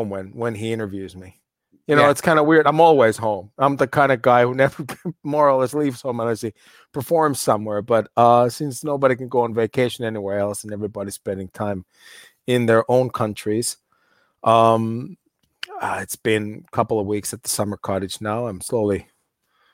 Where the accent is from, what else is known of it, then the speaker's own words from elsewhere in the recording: United States; moved away; I grew up in the States. I know the cultural difference well